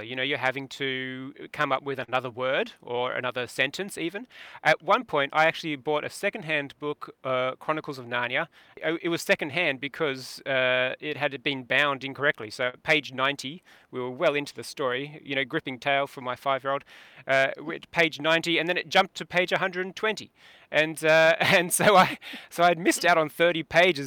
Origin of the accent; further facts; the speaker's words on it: England, United Kingdom; moved away; I was born in England